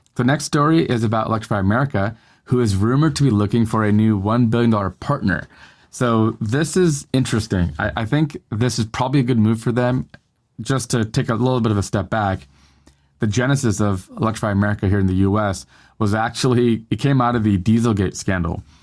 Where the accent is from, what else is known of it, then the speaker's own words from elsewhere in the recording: Northern California, United States; now in Southern California, United States; I live in Southern California now, but I grew up in Northern California